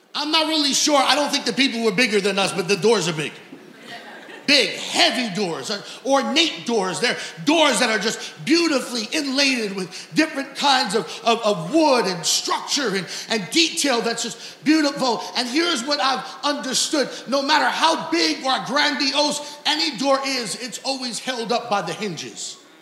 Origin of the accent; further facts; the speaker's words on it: New York City, New York, United States; now in Long Island, United States; I'm born and raised in Queens. My whole life lived now on Long Island